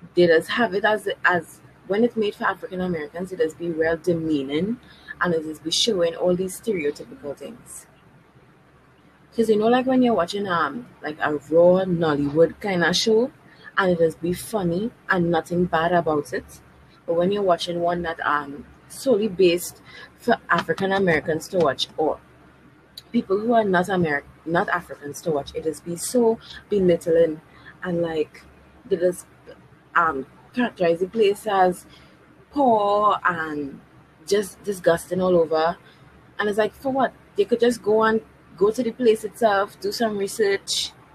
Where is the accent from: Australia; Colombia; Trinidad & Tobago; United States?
Trinidad & Tobago